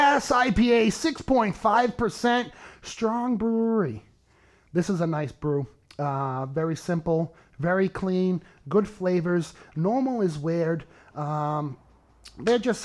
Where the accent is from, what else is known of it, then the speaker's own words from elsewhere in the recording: Lowell, Massachusetts, United States; I'm a Merrimack Valley boy, born and raised in Lowell